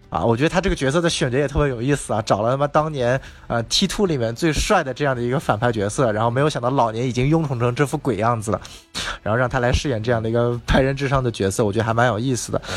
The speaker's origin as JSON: {"language": "Chinese", "country": "China", "also_born_or_lived": "Los Angeles, United States", "said": "我是来自中国的"}